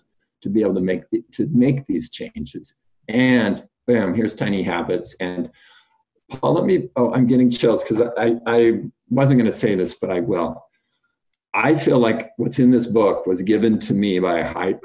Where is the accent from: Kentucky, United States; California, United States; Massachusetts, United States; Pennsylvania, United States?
California, United States; Fresno; I'm from Fresno, California. I grew up there